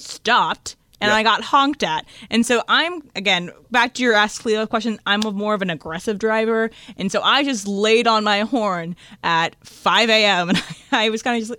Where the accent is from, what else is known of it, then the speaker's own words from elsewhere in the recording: Northern Virginia, United States; moved away as an adult; now in Los Angeles, United States; I grew up in Northern Virginia.